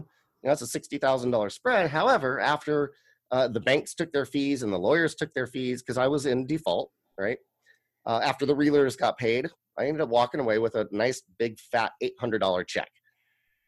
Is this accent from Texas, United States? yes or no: no; Tigard, Oregon, United States; this was a house that I grew up in Tigard, Oregon.